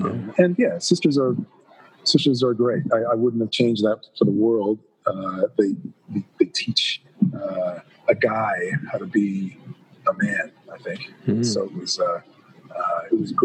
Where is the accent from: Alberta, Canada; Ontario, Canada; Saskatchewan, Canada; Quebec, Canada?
Ontario, Canada; Toronto; I am a Toronto boy. I grew up in Toronto